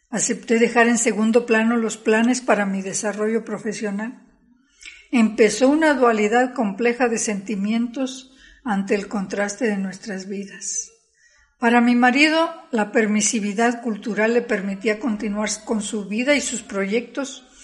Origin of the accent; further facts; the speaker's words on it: San Luis Potosí, Mexico; Por ello viajamos a San Luis Potosí para esperarlo en mi tierra, Potosina.